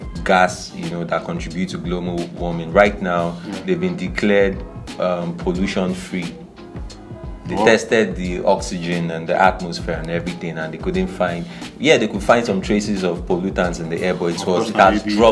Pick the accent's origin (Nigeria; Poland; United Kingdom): Nigeria; Lagos; also born or lived in Port Harcourt / Anambra State; I've spent over 20 years in Lagos. More than, what am I saying? Like, I've spent almost all my lifetime in Lagos